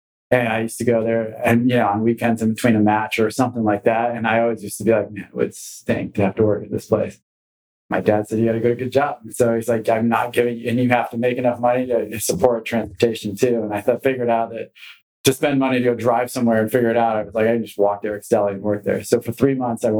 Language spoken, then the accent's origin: English; Los Gatos, California, United States; moved away as an adult; also born or lived in Los Angeles, California; I grew up in Los Gatos, California